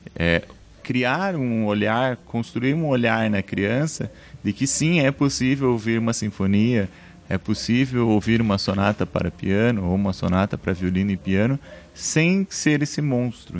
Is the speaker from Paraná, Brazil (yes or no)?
yes; Palmeira, Paraná, Brazil; moved away as an adult; now in Ponta Grossa, Brazil; na cidade onde eu nasci, que é Palmeira, 40 quilômetros de Ponta Grossa